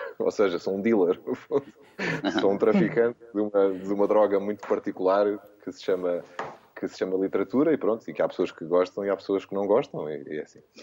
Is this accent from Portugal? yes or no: yes; Portugal; sendo português